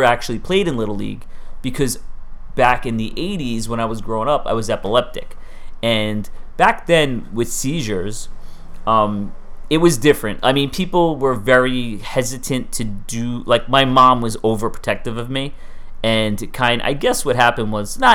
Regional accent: New York City, New York, United States; Growing up in Staten Island, my parents moved out there in 1977 when I was a baby.

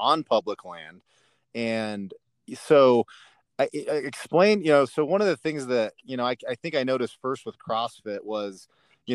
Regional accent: Florence, Colorado, United States; one of my friends, Pat Burke, I grew up with down in Florence, Colorado

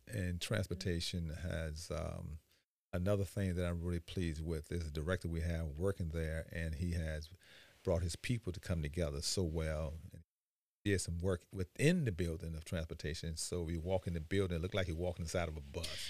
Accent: Chicago, Illinois, United States; moved away as an adult; now in Beaufort County, United States; as I grew up in Chicago, I ended up joining the military.

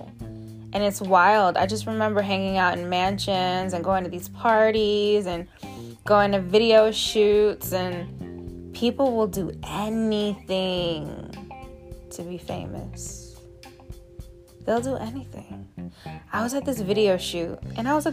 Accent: New York City, New York, United States; also born or lived in Atlanta, Georgia; I'm a New Yorker

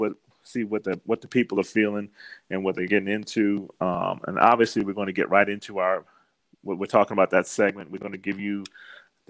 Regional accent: Washington, District of Columbia, United States; moved away; growing up in the East Coast in a city like D.C.

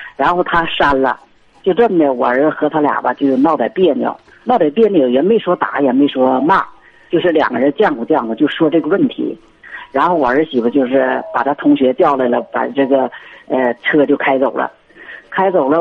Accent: Qinhuangdao, Hebei, China; 我们是秦皇岛的

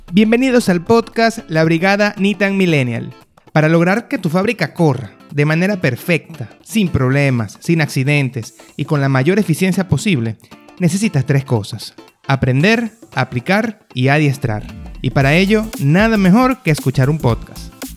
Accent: Venezuela; moved away as an adult; now in Panama; nací en Venezuela, eh, desde, hace ya el 2014 emigré del país

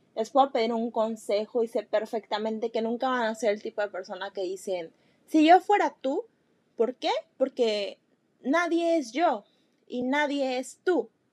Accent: Mexico; soy de México

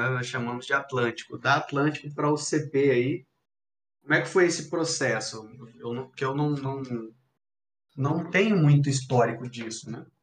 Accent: Cuiabá, Mato Grosso, Brazil; eu sou cuiabano, de Chapecruz.

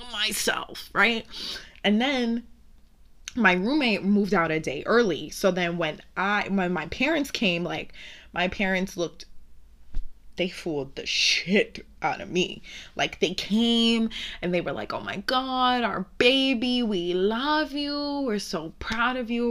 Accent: New York City, New York, United States; I'm from Brooklyn

